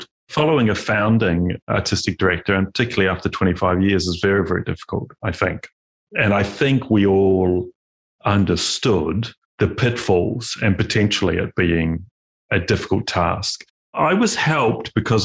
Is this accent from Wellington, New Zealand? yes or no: no; Christchurch, Canterbury, New Zealand; also born or lived in Melbourne, Australia; Growing up in Christchurch